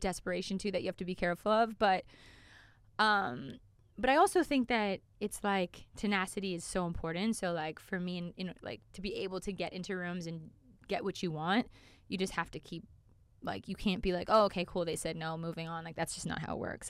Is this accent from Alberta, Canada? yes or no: yes; Calgary, Alberta, Canada; I'm from Cal-, Calgary, Canada